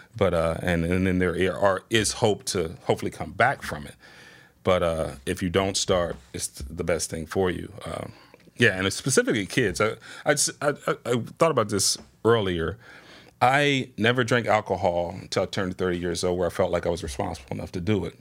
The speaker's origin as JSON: {"language": "English", "town": "Springfield", "region": "Ohio", "country": "United States", "tie": "born or raised there", "said": "born and raised in Springfield, Southwest Side resident"}